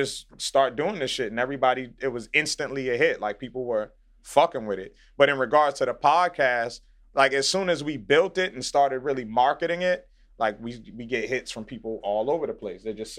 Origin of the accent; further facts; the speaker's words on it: Boston, Massachusetts, United States; also born or lived in Dorchester, Boston; I'm from Dorchester, but I grew up in Roxbury as well.